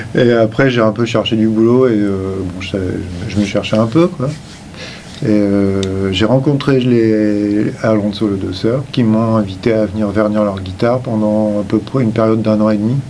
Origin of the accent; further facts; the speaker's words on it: Limoges, Nouvelle-Aquitaine, France; je viens euh, de Limoges